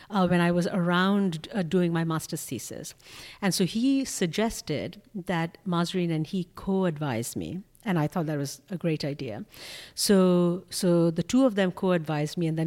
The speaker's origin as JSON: {"language": "English", "town": "Kolkata", "region": "West Bengal", "country": "India", "tie": "born or raised there", "moved": "as an adult", "lives_now": "United States", "said": "I was born in India. And in Calcutta? In Calcutta."}